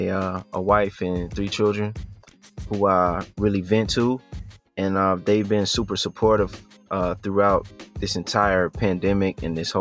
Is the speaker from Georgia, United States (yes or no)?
yes; Statesboro, Georgia, United States; also born or lived in Atlanta, Georgia; I was born in Atlanta, Georgia. But I grew up in a town called Statesboro, Georgia, which is like southeast near Savannah area in Georgia